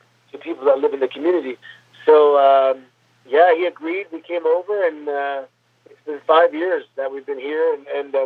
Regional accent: Mississauga, Ontario, Canada; I grew up in Mississauga, Ontario

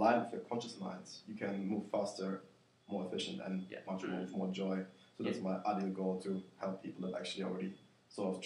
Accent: Germany; now in Perth, Australia; based in Perth, born and raised in Germany

